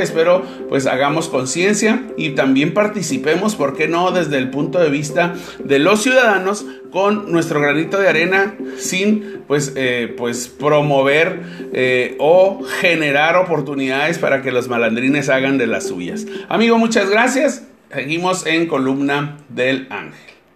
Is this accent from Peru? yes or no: no; Tijuana, Baja California, Mexico; Para todos aquellos que somos pobladores de Tijuana